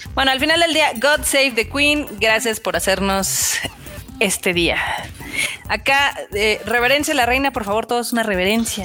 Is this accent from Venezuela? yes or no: no; State of Mexico, Mexico; Yo también soy del Establo de México